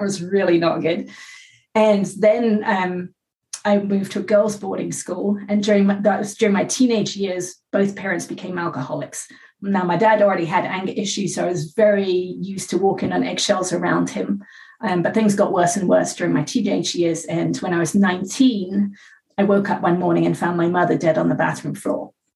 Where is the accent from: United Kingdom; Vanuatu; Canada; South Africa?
United Kingdom; England; now in California, United States; I live in California. I was born in England.